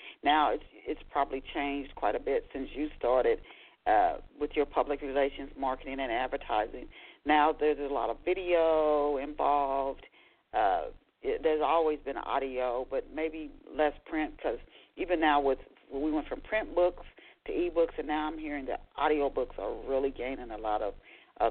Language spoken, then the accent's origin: English; Dayton, Ohio, United States; I'm from Dayton.